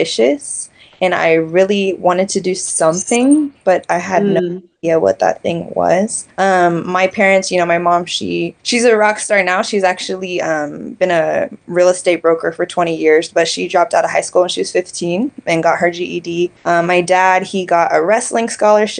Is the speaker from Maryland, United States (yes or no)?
no; Kansas City, Missouri, United States; I was born and raised in the Show Me State, Kansas City, so Casey Moe in the house.